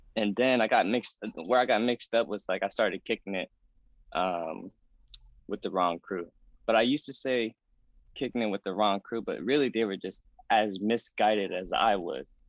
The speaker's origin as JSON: {"language": "English", "town": "Oakland", "region": "California", "country": "United States", "tie": "born or raised there", "moved": "yes", "lives_now": "New York City, United States", "said": "growing up in Oakland, it's a it's a pretty decent, I would say, pretty decent Vietnamese community"}